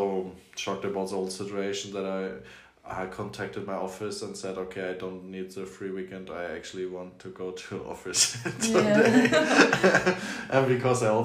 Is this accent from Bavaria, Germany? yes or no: no; Flensburg, Schleswig-Holstein, Germany; I grew up in Flensburg, which is a Danish-German